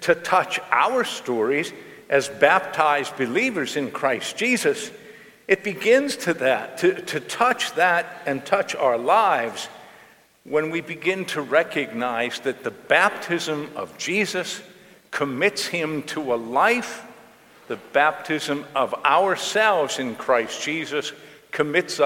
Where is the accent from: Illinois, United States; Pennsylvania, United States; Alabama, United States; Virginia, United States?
Pennsylvania, United States; Johnstown; I grew up in the Cambria City section of Johnstown